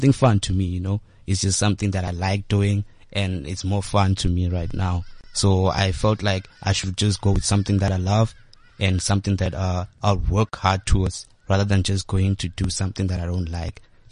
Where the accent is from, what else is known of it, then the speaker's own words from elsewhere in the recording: Makhado, Limpopo, South Africa; I'm from Limpopo in a small town called Makado, which is in Venda